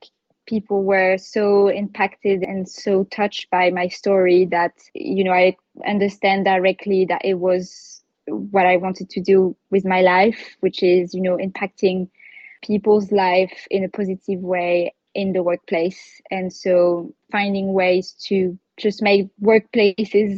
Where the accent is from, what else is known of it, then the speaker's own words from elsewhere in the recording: Paris, Île-de-France, France; moved away as an adult; also born or lived in London, United Kingdom; now in United Kingdom; I was born and raised in Paris. I left Paris when I was 19 years old to do my studies in the UK.